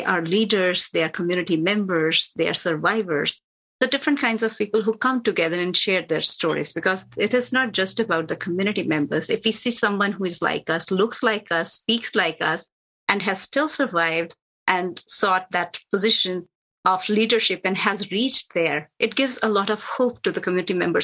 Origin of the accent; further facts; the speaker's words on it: India; moved away as an adult; now in United States; I'm from India. I have seen a lot of violence there when I was growing up